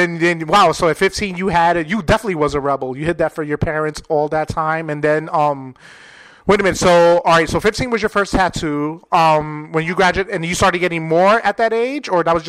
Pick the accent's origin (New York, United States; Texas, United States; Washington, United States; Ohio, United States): New York, United States; moved away; I'm originally from New York